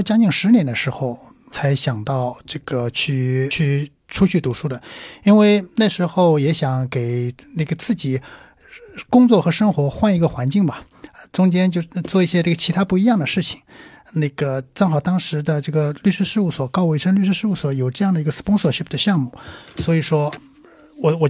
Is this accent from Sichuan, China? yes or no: no; Jiangsu, China; 呃，我是我是江苏人。